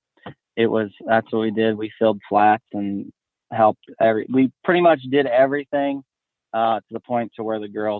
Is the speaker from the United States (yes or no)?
yes; Northeast Ohio, United States; moved away; I grew up in Northeast Ohio is where I originated from.